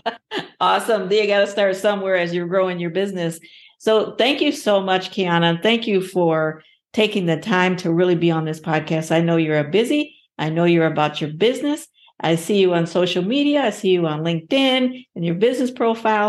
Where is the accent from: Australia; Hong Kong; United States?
United States; Ohio; my home state, Ohio